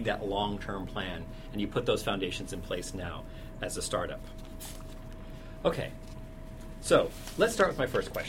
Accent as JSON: {"language": "English", "town": "Cupertino", "region": "California", "country": "United States", "tie": "born or raised there", "said": "I was raised in Cupertino, California, the home, Silicon Valley, the home of Apple Computer"}